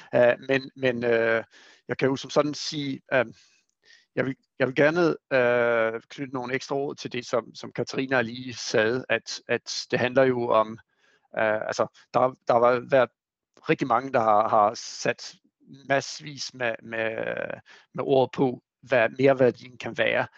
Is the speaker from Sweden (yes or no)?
yes; Sweden; Danish is a second language; moved away; jeg er jo svensker